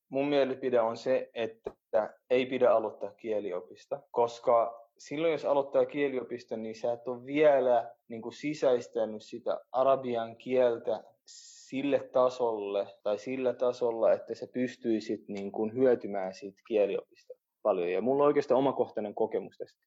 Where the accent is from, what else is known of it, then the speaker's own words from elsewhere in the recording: Helsinki, Uusimaa, Finland; first language Oromo; mä oon syntynyt Suomessa, mun vanhemmat tuli Etiopiasta 75 päälle 40 vuotta sitten Suomeen